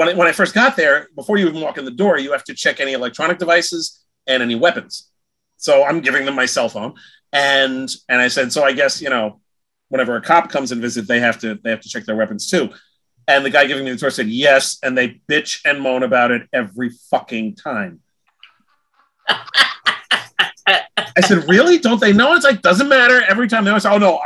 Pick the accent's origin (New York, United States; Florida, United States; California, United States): New York, United States; I'm from New York and I love writing about New York